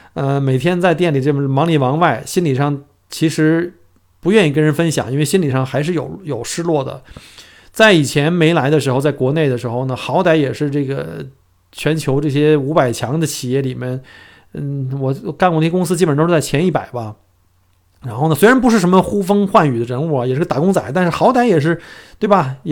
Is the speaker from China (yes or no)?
yes; China; moved away as an adult; now in Australia; 尤其作为我们新移民啊，就是第一代移民，从中国来到澳洲以后，尤其是我们在国内的话